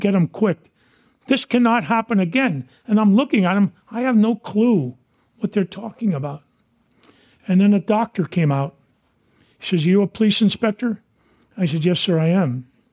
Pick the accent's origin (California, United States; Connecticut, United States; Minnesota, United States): California, United States; San Francisco; Dan White and I grew up in Portland Playground